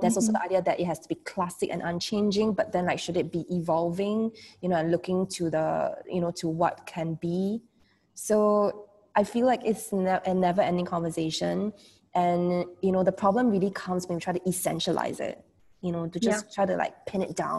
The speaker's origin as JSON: {"language": "English", "country": "Singapore"}